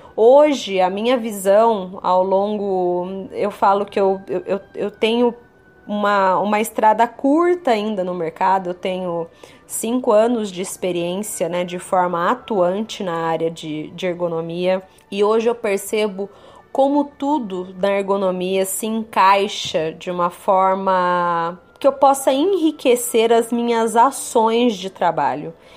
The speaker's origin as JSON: {"language": "Portuguese", "region": "São Paulo", "country": "Brazil", "said": "Sou da região aqui de São Paulo"}